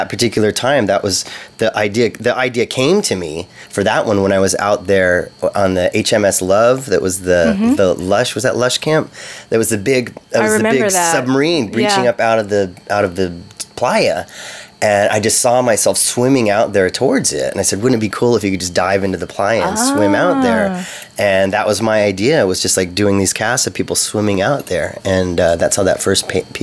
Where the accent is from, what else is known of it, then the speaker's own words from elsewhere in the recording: Santa Cruz, California, United States; I'm from Santa Cruz.